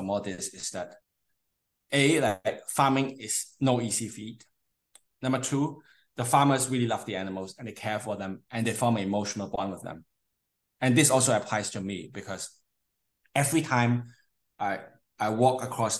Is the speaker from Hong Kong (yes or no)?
yes; Hong Kong; moved away; also born or lived in United Kingdom / Canada; I'm from Hong Kong originally. Mm-hmm. I grew up studying partly in Hong Kong and partly in the UK and partly in Canada.